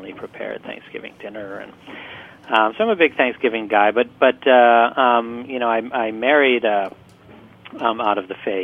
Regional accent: Michigan, United States; I grew up in Michigan

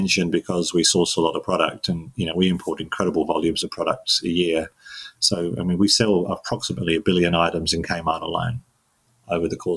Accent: London, United Kingdom; moved away as an adult; now in Melbourne, Australia; I was born in London in the UK. And lived there for 18 years.

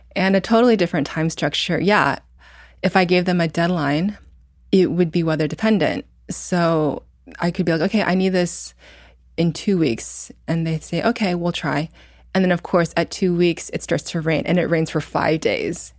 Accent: Indiana, United States; moved away; also born or lived in New York; I grew up in Indiana

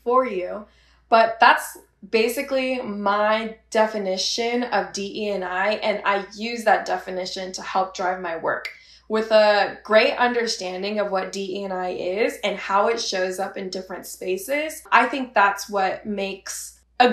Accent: Bay Area, California, United States; moved away as an adult; growing up in the Bay Area, that's a melting pot of multiple cultures.

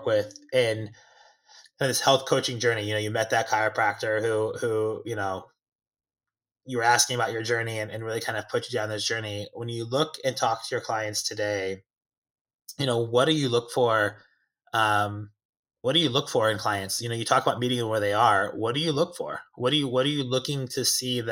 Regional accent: Kansas City, United States; my hometown team

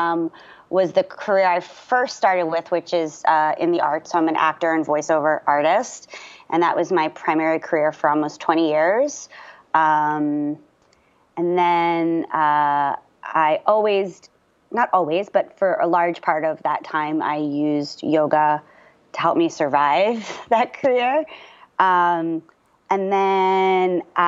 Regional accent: Margate City, New Jersey, United States; also born or lived in Baltimore, Maryland; we moved back to where my mom is from, which is southern New Jersey, a really, really tiny, beautiful, beautiful beach town called Margate, New Jersey

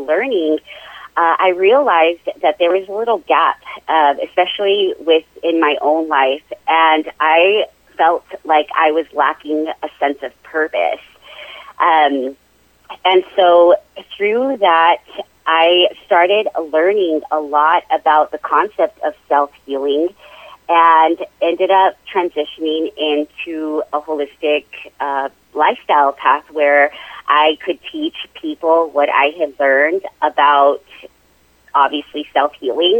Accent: Las Cruces, New Mexico, United States; also born or lived in Hobbs, New Mexico / Chicago; my parents moved us to Las Cruces when I was three. And so I was raised here

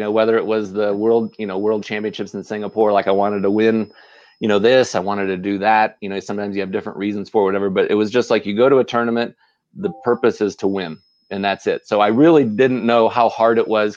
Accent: Las Vegas, Nevada, United States; we're from Las Vegas

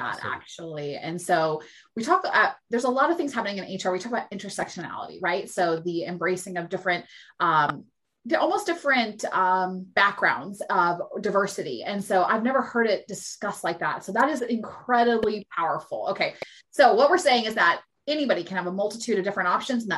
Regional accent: Seattle, Washington, United States; I'm from Seattle, I mean, I am one of the most liberal and embracing cities

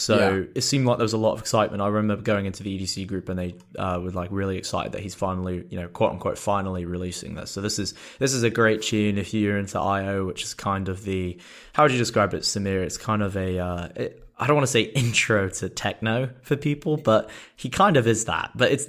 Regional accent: England, United Kingdom; or I'll say, because I'm English, mum rather than mom.

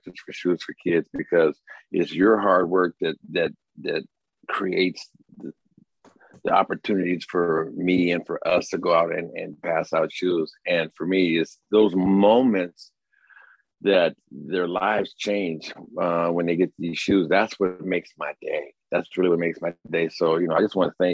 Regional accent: Santa Rosa, California, United States; growing up in Santa Rosa

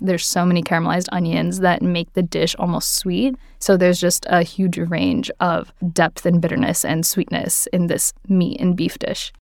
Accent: Marietta, Georgia, United States; moved away as an adult; also born or lived in Athens, Georgia; now in New York City, United States; I grew up in Marietta, Georgia, which is just outside of Atlanta

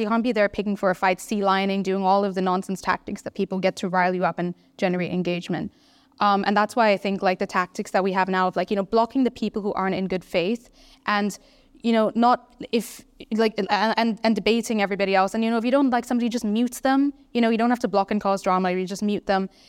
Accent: Singapore; I'm from Singapore

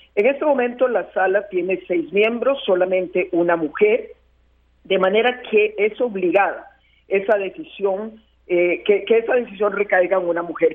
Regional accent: Costa Rica; yo, como muchos costarricenses

